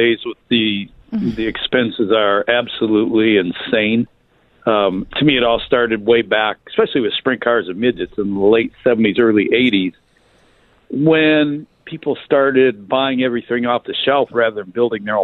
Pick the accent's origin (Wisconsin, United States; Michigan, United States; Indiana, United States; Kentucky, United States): Michigan, United States; moved away; Growing up in Michigan